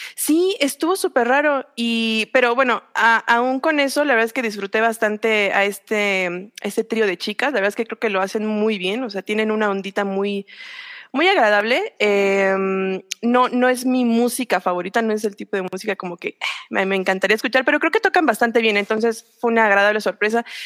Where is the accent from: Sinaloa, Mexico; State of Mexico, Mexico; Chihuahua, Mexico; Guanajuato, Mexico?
State of Mexico, Mexico; Metepec; yo soy de, de Metepec